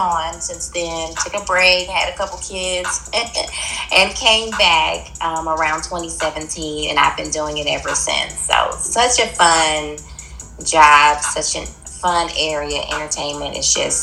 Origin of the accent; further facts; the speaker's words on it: Huntsville, Alabama, United States; I'm from Huntsville